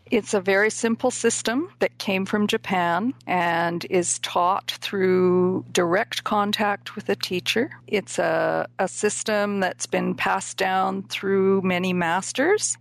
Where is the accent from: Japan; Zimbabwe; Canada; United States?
Canada; Vancouver, British Columbia; moved away as an adult; also born or lived in South Africa; I grew up in the Vancouver, BC area